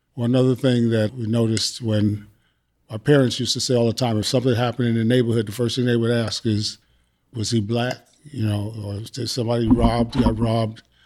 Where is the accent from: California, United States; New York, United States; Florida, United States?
New York, United States; moved away as an adult; now in Texas, United States; I was born and raised in New York